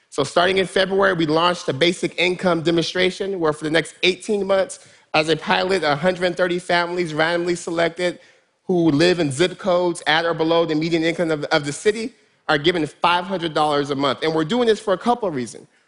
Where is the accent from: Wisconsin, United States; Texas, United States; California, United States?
California, United States; Stockton; Stockton's my hometown